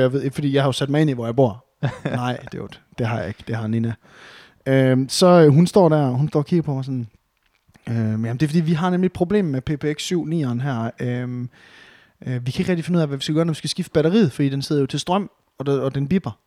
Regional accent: Varde, Southern Denmark, Denmark; now in Aarhus, Denmark; hjemme i Varde, hvor jeg var fra

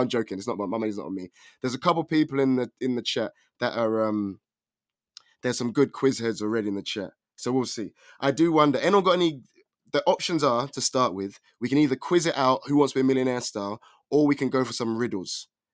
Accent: England, United Kingdom; I am from England

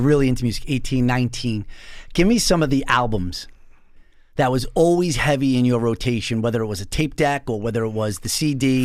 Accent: North Babylon, New York, United States; I'm originally from North Babylon.

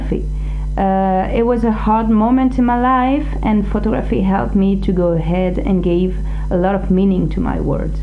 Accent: Grenoble, Auvergne-Rhône-Alpes, France; moved away as an adult; also born or lived in Montpellier; now in Paris, France; I was born in Grenoble in the Alps and studied economics in Montpellier in the south

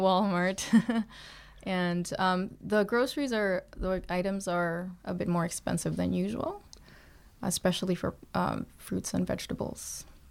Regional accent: Philippines; moved away as an adult; also born or lived in Toronto, Canada; now in Canada; I was born in the Philippines, and then I moved to Toronto when I was twenty-seven, twenty-eight years old

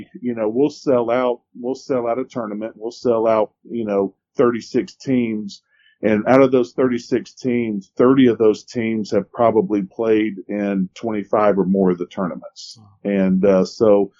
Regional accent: Ellijay, Georgia, United States; I grew up in Ellijay

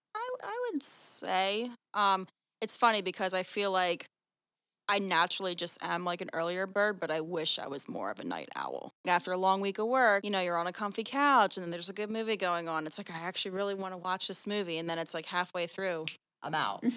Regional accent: Sewell, New Jersey, United States; I'm from Sewell, New Jersey

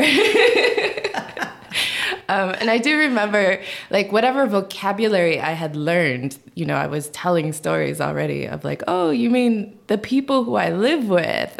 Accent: northern Minnesota, United States; first language Korean; English is a second language; also born or lived in Busan, South Korea; now in Washington, D.C., United States; my brother and I were basically about the only minorities in about a 50 mile radius of the town that we grew up in. So it's a small town, northern Minnesota

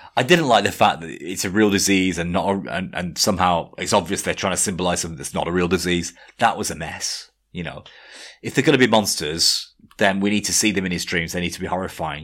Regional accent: 18 miles from Blackpool, North West England, United Kingdom; I had to say I wasn't from Blackpool. You know, I was from 18 miles away from Blackpool

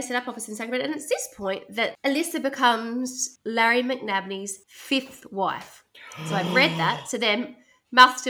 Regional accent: Australia; growing up in Australia

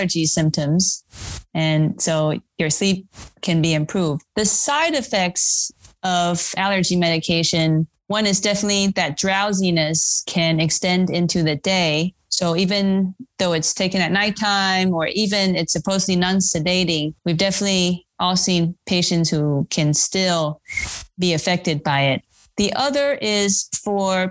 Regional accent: Taiwan; moved away; I grew up in Taiwan

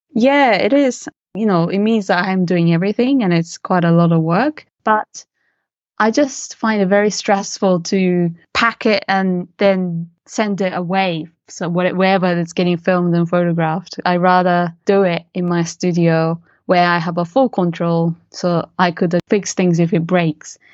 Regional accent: Japan; moved away as an adult; also born or lived in London, United Kingdom; growing up in Japan with, you know, as, as a mix, mixed race

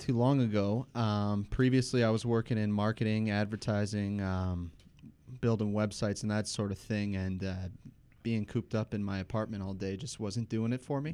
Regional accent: Trenton, Michigan, United States; also born or lived in Detroit, Michigan / Grosse Pointe, Michigan; growing up in Trenton and living downtown and now coming into the gross point

